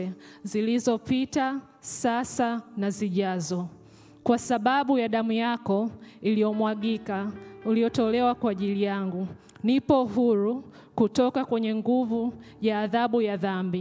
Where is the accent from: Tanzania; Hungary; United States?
Tanzania; first language Swahili; English is a second language; moved away; Swahili, which is my native language from Tanzania